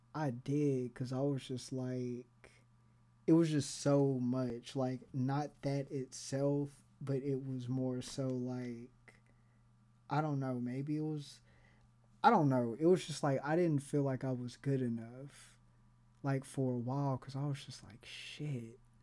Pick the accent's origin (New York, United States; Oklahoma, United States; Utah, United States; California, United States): Oklahoma, United States; Tulsa; I grew up in Tulsa